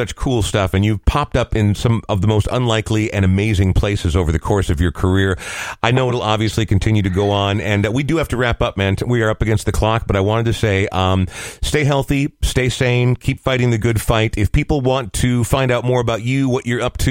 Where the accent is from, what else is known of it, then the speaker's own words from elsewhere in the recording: Coon Rapids, Minnesota, United States; growing up in Coon Rapids